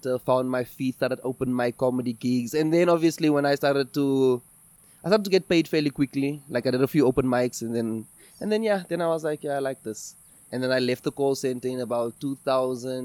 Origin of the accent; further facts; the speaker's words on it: Eastern Cape, South Africa; moved away as an adult; now in Johannesburg, South Africa; before I came to Johannesburg, I'm from the Eastern Cape